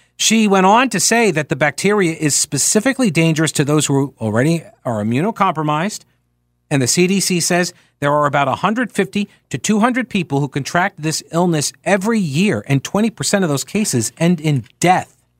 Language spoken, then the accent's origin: English; New York, United States; moved away; I grew up in New York